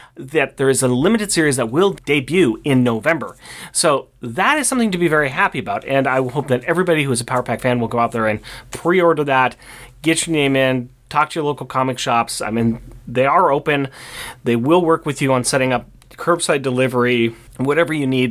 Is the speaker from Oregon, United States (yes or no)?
yes; Portland, Oregon, United States; we are from Portland, Oregon